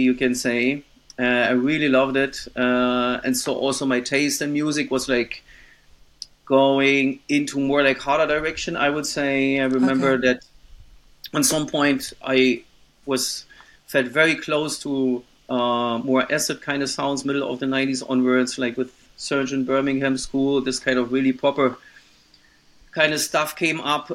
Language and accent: English; town 45-50 km east of Berlin, Brandenburg, Germany; English is a second language; my hometown, which is actually like just 50 kilometers, 45 in the east of Berlin